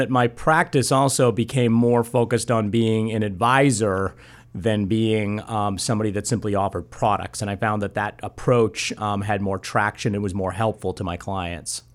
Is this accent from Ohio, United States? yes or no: no; just outside of Boston, Massachusetts, United States; also born or lived in San Bernardino, California; I've grown up there just outside of Boston and, uh, spent most of my life there.